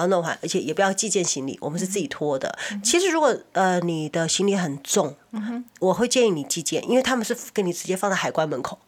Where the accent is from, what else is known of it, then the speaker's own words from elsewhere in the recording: Taiwan; now in California, United States; 我们小时候在台湾